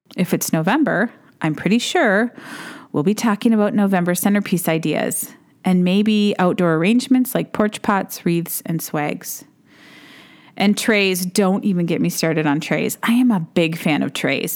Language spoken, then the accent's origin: English; Duluth, Minnesota, United States; I started my own shop in my hometown of Duluth, Minnesota